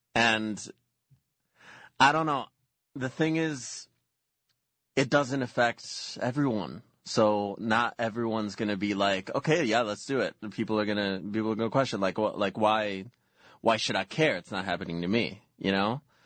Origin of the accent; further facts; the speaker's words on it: Mexico; moved away; growing up in Mexico